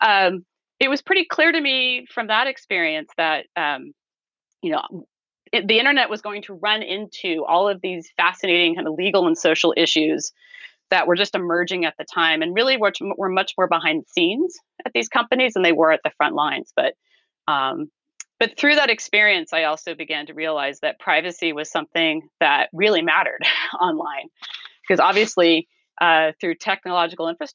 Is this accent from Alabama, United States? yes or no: no; California, United States; as a Californian, when I went out to Washington, D.C., I discovered that I was not an East Coast person. I was very much a Californian